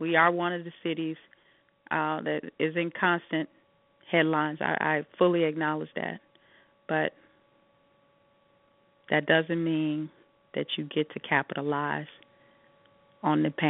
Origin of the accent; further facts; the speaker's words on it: Chicago, Illinois, United States; I'm a Chicagoan